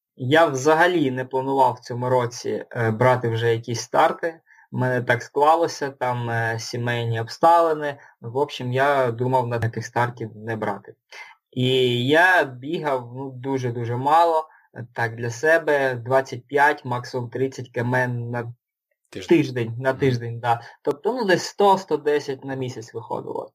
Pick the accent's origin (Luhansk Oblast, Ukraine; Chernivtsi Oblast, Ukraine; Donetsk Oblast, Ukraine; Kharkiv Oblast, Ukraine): Luhansk Oblast, Ukraine; Luhansk; also born or lived in Dnipro; now in Kyiv, Ukraine; Сам я родом з Луганська, останні роки жив в Дніпрі, це останні років сім я жив в Дніпрі. Зараз переїхав жити до Києва